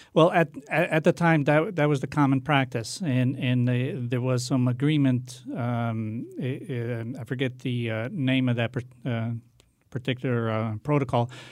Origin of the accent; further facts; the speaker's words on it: Hartford, Connecticut, United States; also born or lived in Portugal / Meriden; I grew up in Hartford, went to all, all the public schools there